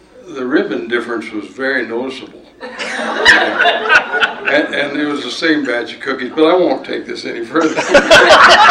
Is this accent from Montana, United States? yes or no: yes; Dawson County, Montana, United States; I was raised in Dawson County and in 4-H